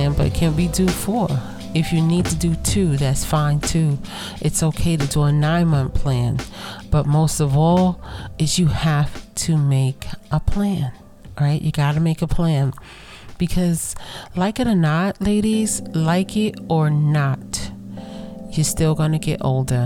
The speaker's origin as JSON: {"language": "English", "town": "New York City", "region": "New York", "country": "United States", "said": "I am from Brooklyn"}